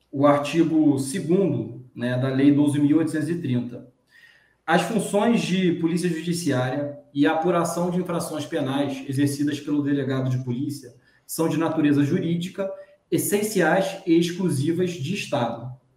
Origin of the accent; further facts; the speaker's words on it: Rio de Janeiro, Brazil; eu sou do estado do Rio de Janeiro